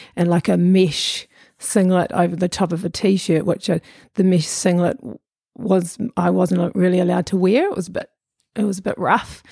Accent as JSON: {"language": "English", "region": "Auckland", "country": "New Zealand", "tie": "born or raised there", "also_born_or_lived": "Lower Hutt / Pukekohe / Muriwai Beach", "said": "I'm a shore kid"}